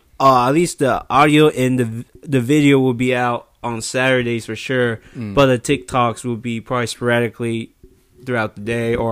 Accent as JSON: {"language": "English", "region": "Hawaii", "country": "United States", "said": "I'm from Hawaii."}